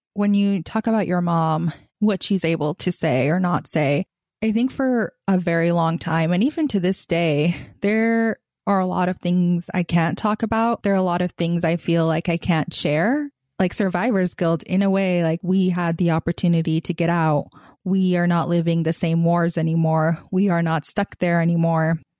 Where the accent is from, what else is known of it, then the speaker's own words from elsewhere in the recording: Gaza, Gaza Strip, Palestine; moved away as an adult; I grew up in Gaza, Palestine, or the Gaza Strip. I've lived there kind of until I was eighteen